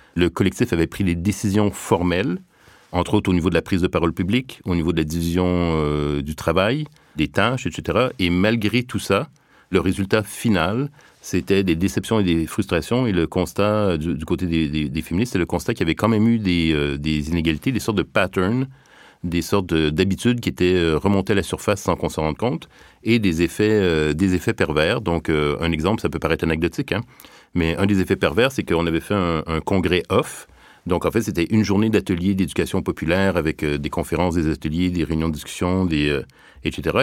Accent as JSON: {"language": "French", "town": "Montreal", "region": "Quebec", "country": "Canada", "tie": "born or raised there", "said": "je viens du Québec, donc euh, de la banlieue de Montréal"}